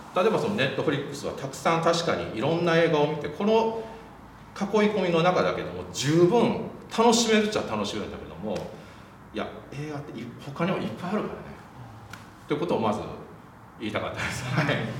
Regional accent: Wakayama, Japan; でも僕和歌山出身なんですよ

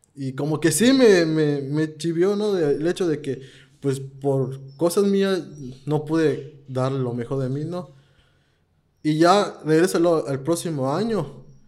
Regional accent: Campeche, Mexico; yo soy de Campeche

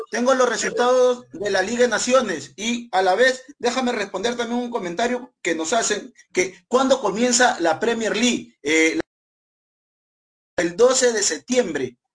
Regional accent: Cayaltí, Lambayeque, Peru; en este equipo chiclayano, de donde yo soy, de la provincia de Chiclayo, jugaron muchos jugadores de mi tierra, de Cayaltí

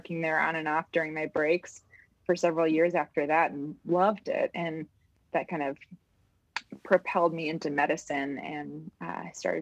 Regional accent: Colorado, United States; I am originally from Colorado. I ended up going to CU Boulder, wanted to stay in the area and haven't really left since.

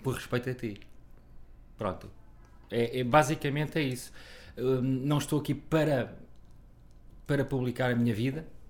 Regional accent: Figueira da Foz, Coimbra District, Portugal; moved away; eu e a minha irmã nascemos na Figueira da Foz

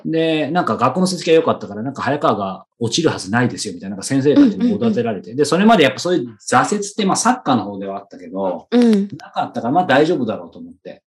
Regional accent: Yokohama, Kanagawa, Japan; moved away as an adult; also born or lived in Hiroshima; 地元の横浜

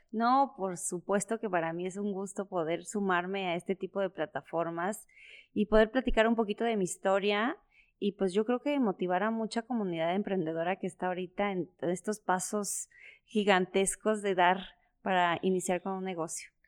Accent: San Cristóbal de las Casas, Chiapas, Mexico; also born or lived in Puebla; now in Comarca Lagunera, Mexico; toda mi niñez, adolescencia, fue en Chiapas, ¿no? Entonces, ¿en, qué ciudad vivía? En San Cristóbal de las Casas

